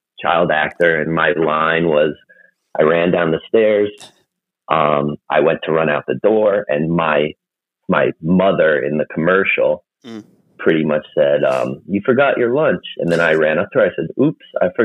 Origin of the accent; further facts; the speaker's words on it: New Jersey, United States; I'm from New Jersey, and I primarily work right outside of the New York area.